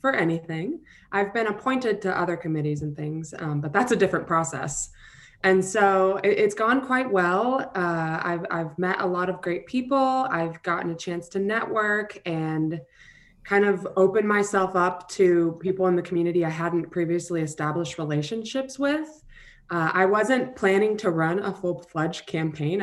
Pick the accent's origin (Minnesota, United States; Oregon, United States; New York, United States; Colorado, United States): Oregon, United States; Springfield; I was born and raised in Springfield, Oregon. I've lived here my entire life